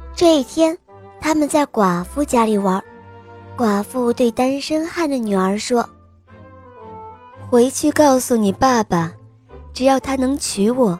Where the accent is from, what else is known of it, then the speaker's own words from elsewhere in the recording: Xi'an, Shaanxi, China; 我今年四岁了，我来自西安